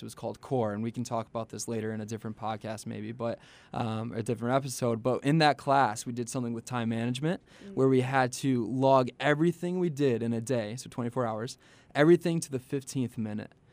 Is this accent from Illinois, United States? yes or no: yes; Chicago, Illinois, United States; I'm from Chicagoland area.